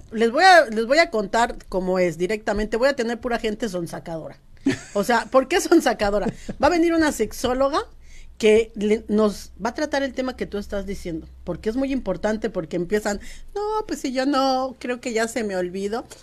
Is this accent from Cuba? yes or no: no; Mexico; moved away as an adult; now in United States; Como buena mexicana